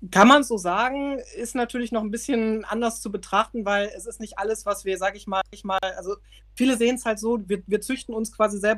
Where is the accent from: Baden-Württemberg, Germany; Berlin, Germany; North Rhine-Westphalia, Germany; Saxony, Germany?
North Rhine-Westphalia, Germany; Aber ich komme halt hier aus der Nähe von Düsseldorf. Es ist halt sehr Großstadt geprägt.